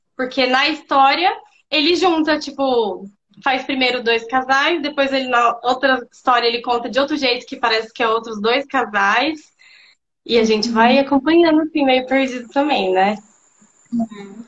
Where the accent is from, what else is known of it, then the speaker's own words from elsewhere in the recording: Londrina, Paraná, Brazil; sou aqui de Londrina